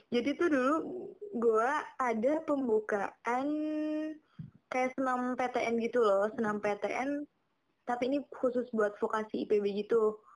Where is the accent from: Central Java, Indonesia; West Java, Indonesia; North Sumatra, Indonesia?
Central Java, Indonesia; Kebumen; karena gue dari Kebumen ya. Itu tuh Kebumen asal lo tau tuh Kebumen tuh kabupaten termiskin di Jawa Tengah.